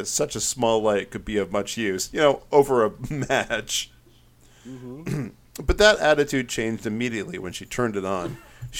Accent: Virginia, United States; I'm from Virginia?

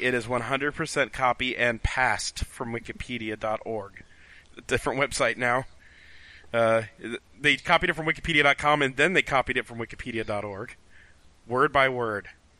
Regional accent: Chicago, Illinois, United States; Well, the thing is, I'm from Chicago.

